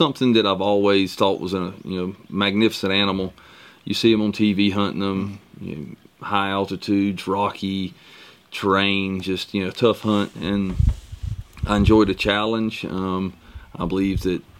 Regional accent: Glennville, Georgia, United States; I'm from South Georgia, a little town called Glenville, middle of nowhere

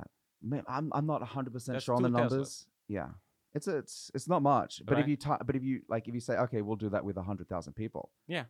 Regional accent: Australia; now in Norway; it was difficult to come over as an Australian.

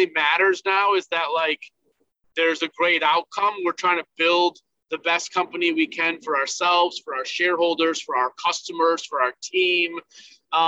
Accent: Buffalo, New York, United States; moved away as an adult; also born or lived in Michigan; people we've known from growing up in Buffalo

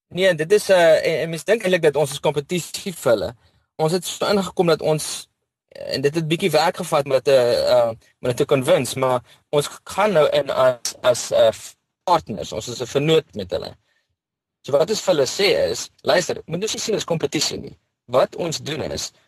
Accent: Bloemfontein, Free State, South Africa; now in Cape Town, South Africa; Ek is oorspronklik van Bloemfontein af.

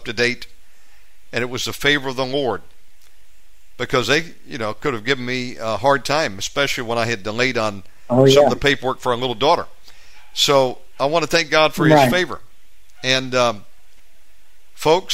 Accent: United States; moved away as an adult; now in Bali, Indonesia; I'm an American. I've been here in Bali now 7 years

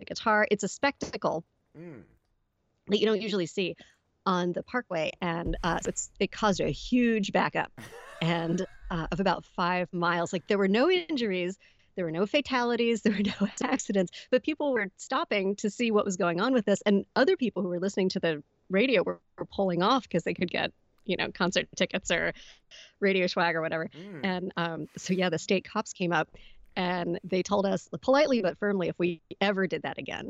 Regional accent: Annapolis, Maryland, United States; Annapolis, which is where I'm from originally.

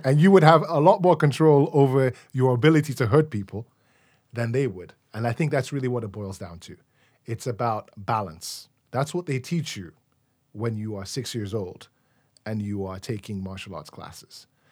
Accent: Nigeria; also born or lived in London, United Kingdom; now in Chicago, United States; growing up in Nigeria in the nineties

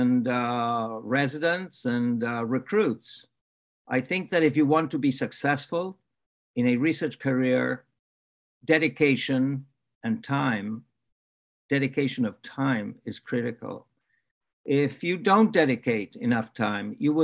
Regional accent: Argentina; moved away as an adult; now in Canada; I grew up in Argentina

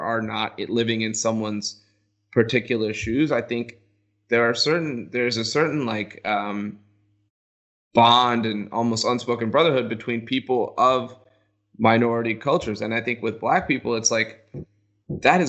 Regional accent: United States; In the U.S., where, like, we're both Indian American

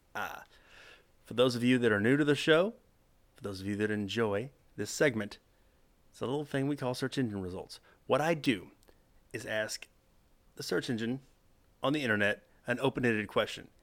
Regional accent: Texas, United States; It's home

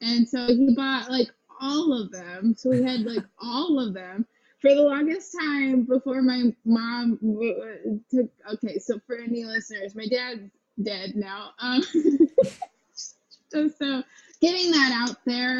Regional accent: Merritt Island, Florida, United States; moved away as an adult; also born or lived in New York; now in Los Angeles, United States; Merritt Island, Florida

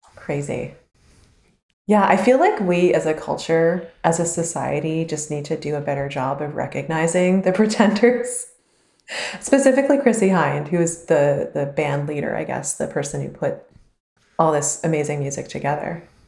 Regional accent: Canada; as a Canadian

